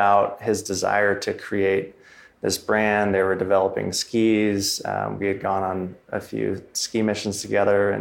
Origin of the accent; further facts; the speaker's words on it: Southern Oregon, United States; also born or lived in Ashland, Oregon; I grew up in Southern Oregon on a 300-acre farm